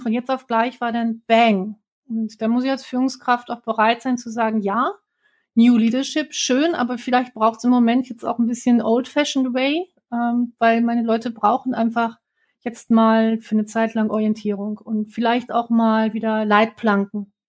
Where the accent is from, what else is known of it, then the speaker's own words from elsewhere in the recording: Werther, North Rhine-Westphalia, Germany; also born or lived in Bielefeld; Ich bin am Teuto groß geworden, irgendwo entlang der Hermannshöhen zwischen Bielefeld und Bockelthausen